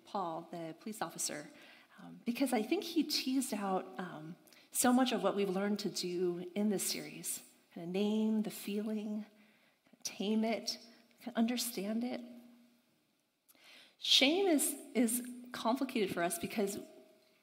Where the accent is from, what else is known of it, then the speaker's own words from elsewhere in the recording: United States; also born or lived in Boston; I'm Chinese American